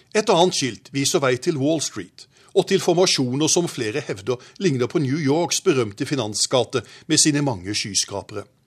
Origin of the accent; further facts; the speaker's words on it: Arendal, Agder, Norway; min hjemby Arendal